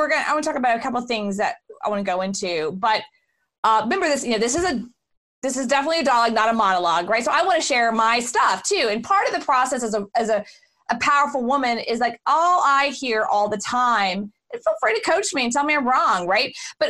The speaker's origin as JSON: {"language": "English", "town": "Houston", "region": "Texas", "country": "United States", "tie": "born or raised there", "also_born_or_lived": "Austin", "said": "So I was born and raised in Houston."}